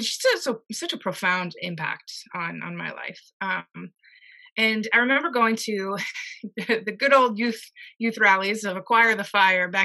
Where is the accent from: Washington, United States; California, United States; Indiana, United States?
Indiana, United States; now in Rhode Island, United States; I actually grew up in the Methodist Church, and I'm from Indiana